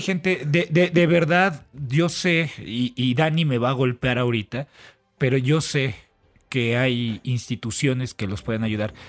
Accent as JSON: {"language": "Spanish", "country": "Mexico", "said": "como mexicano"}